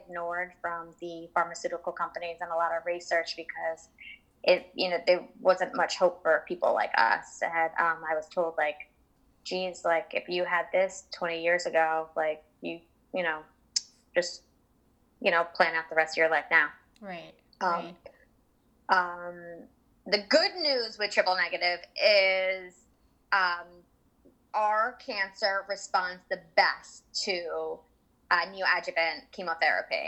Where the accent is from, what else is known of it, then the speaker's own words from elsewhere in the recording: Jackson, New Jersey, United States; I'm from Jackson, New Jersey.